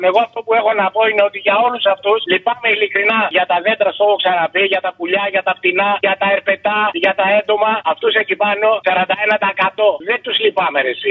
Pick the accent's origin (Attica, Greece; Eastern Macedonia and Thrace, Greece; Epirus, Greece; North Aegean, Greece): Eastern Macedonia and Thrace, Greece; Dadia; Αυτά που βλέπω στην καρδίτσα ή στην πατρίδα μου επάνω στον Εύρο. Ευτυχώ πρόλαβα 2 Αυγούστου έφυγε